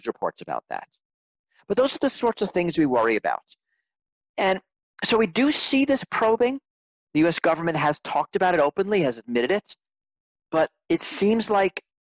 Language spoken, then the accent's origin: English; New York, United States; I grew up in New York also.